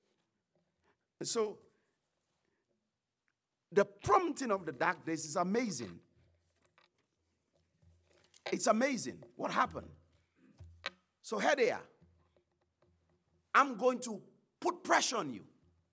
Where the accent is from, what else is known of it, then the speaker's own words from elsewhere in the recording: St. Lucia; I'm not from the States, I'm from the Caribbean